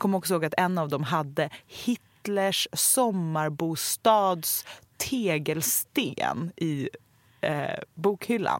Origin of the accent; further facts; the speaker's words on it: Stockholm, Stockholm County, Sweden; jag är ju uppvuxen på Östermalm